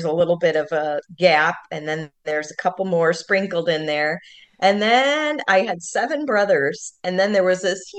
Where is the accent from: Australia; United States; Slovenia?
United States; we grew up and we're from the Quad Cities, and it's on the border of Iowa and Illinois